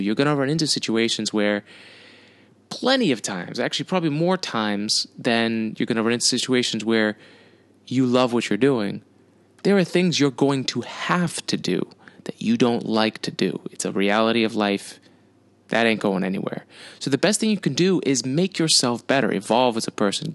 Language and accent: English; United States; I'm an American.